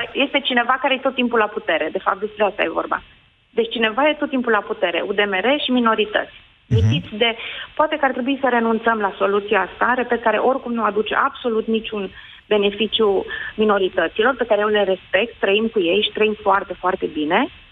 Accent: Oradea, Bihor County, Romania; sunt din Oradea

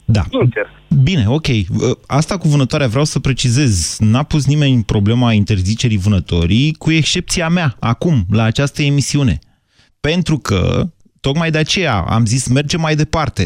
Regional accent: Drobeta-Turnu Severin, Mehedinți County, Romania; now in Bucharest, Romania; eu când eram copil la Severin

